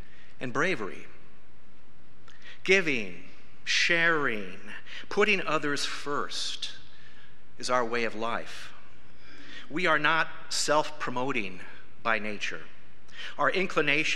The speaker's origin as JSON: {"language": "English", "region": "South Dakota", "country": "United States", "tie": "born or raised there", "said": "I was born and raised in South Dakota."}